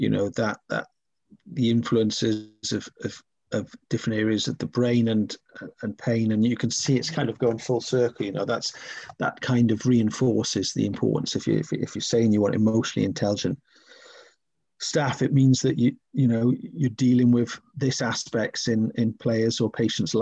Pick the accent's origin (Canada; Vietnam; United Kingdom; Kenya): United Kingdom; Wales; growing up in Wales